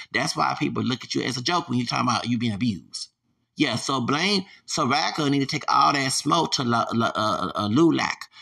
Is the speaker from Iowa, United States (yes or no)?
no; Texas, United States; I'm from Texas